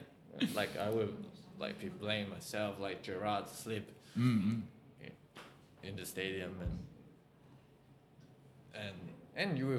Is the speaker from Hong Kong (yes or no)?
yes; Tai Po, Hong Kong; I was born in Taipo and I grew up in Taipo